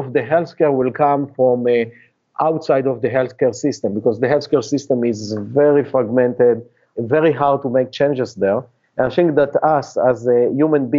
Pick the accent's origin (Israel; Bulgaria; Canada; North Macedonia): Israel; English is a second language; moved away as an adult; now in United States; you can hear from my accent that I'm not a Native American, and I actually was born and raised in Israel